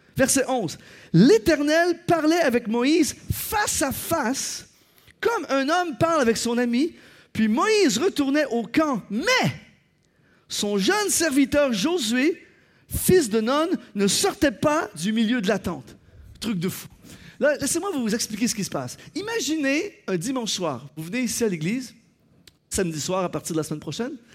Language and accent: French; Canada; Chez nous, au Canada